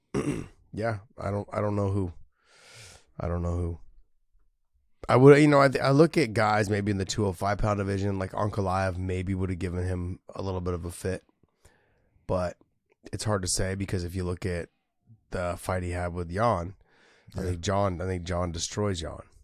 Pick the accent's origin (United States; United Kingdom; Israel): United States; San Jose, California; San Jose, my hometown